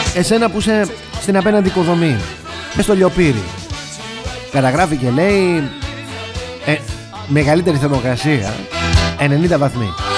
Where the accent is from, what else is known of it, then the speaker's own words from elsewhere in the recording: Greece; είμαστε Έλληνες.